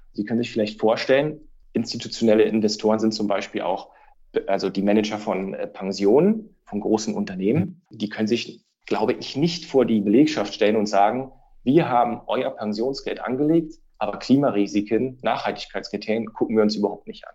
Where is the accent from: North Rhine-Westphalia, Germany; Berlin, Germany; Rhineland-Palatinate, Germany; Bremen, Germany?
Berlin, Germany; moved away as an adult; now in Frankfurt, Germany; meine Heimat, das ist die für mich tollste Stadt